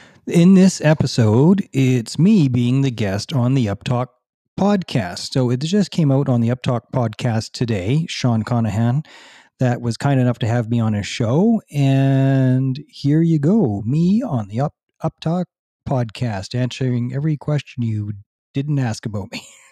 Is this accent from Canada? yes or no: yes; Alberta, Canada; Well, I am an Alberta boy.